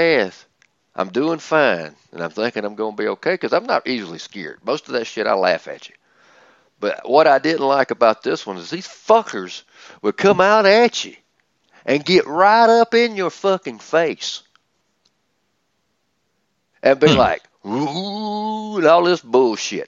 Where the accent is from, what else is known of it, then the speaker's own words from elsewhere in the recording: the South, United States; accent: southern; my southern accent